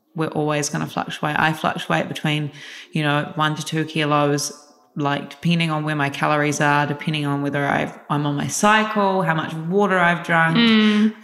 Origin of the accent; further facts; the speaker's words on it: Christchurch, Canterbury, New Zealand; moved away as an adult; now in Auckland, New Zealand; I am originally from Christchurch, New Zealand, and then moved up to Auckland after the earthquakes